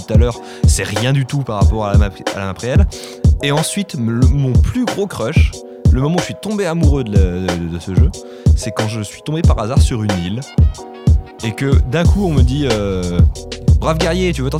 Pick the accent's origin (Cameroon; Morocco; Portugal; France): Portugal; Moi, je, je connais, hein, je suis portugais.